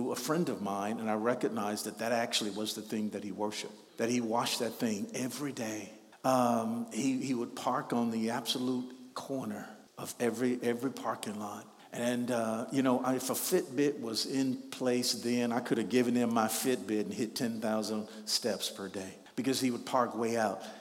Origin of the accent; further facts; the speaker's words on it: Shreveport, Louisiana, United States; You know, when I was growing up in Shreveport, Louisiana, we had a guy who was just a couple of years older than me